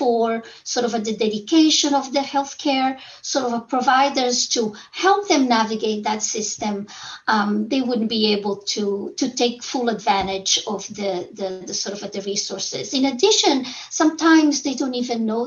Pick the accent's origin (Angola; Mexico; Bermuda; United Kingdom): Angola; moved away; when I was a clinician in very poor areas where I was born in Angola